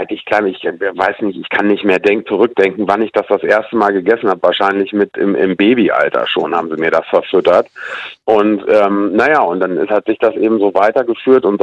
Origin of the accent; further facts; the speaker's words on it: Hanover, Lower Saxony, Germany; born there; Naja, ich bin gebürtiger Hannoveraner und hier in Niedersachsen ist das ein Traditionsessen